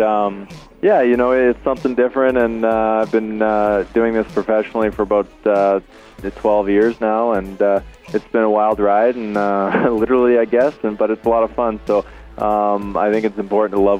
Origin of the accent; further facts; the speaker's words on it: Red Lake, Ontario, Canada; moved away as an adult; now in London, Canada; I grew up in London, Red Lake, Ontario, northwest Ontario, but came to Western to go to school